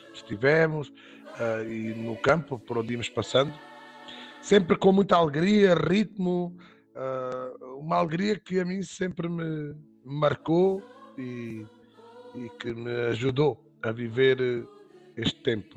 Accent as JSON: {"language": "Portuguese", "town": "Évora", "region": "Alentejo", "country": "Portugal", "said": "sou de Évora uh, e vivo em Évora"}